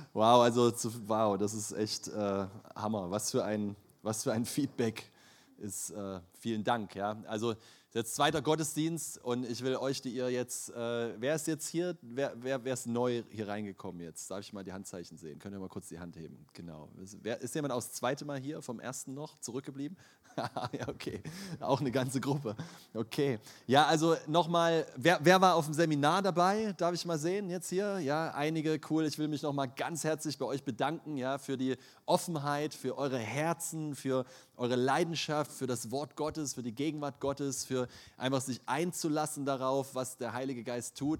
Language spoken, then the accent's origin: German; Leipzig, Saxony, Germany; Ich bin in Leipzig aufgewachsen